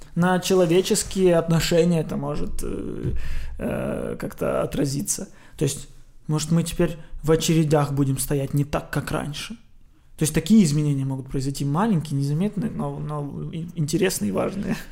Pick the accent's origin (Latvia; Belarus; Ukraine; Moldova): Ukraine; Odesa, Odesa Oblast; я из Одессы